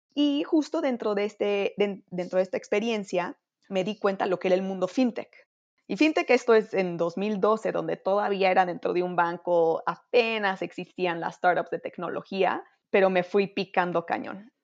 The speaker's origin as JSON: {"language": "Spanish", "country": "Mexico", "also_born_or_lived": "United States", "said": "para mí siempre ha sido muy importante tener un impacto en mi país y creo que eso naturalmente me permitió o fue una causa que, me ayudó a regresar a México"}